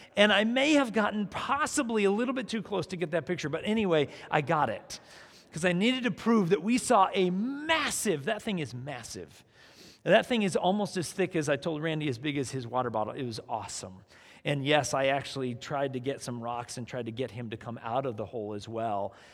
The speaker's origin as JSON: {"language": "English", "region": "South Dakota", "country": "United States", "tie": "born or raised there", "moved": "yes", "said": "I grew up in South Dakota"}